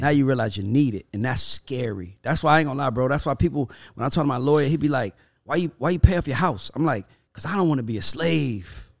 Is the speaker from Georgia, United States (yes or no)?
yes; Atlanta, Georgia, United States; I'm from Atlanta